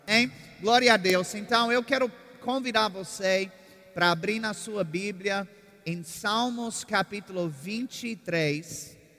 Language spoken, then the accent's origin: Portuguese; Virginia, United States; moved away as an adult; also born or lived in Oklahoma; now in Brazil; Eu sou do estado de Virgínia